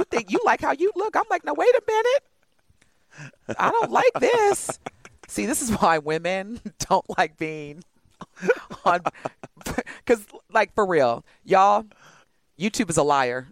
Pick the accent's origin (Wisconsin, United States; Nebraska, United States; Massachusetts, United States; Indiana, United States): Indiana, United States; Evansville; now in Milwaukee, United States; I'm from Evansville, Indiana